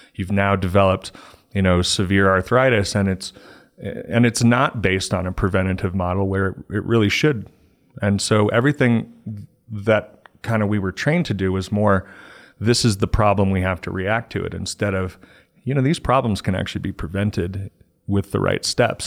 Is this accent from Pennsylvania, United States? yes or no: no; Littleton, Colorado, United States; also born or lived in California; I'm a Colorado native. I grew up in Littleton